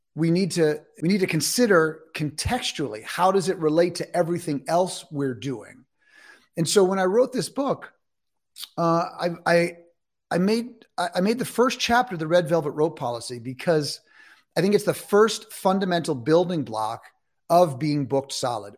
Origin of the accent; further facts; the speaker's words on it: New York City, New York, United States; I'm from New York City. That's where I grew up.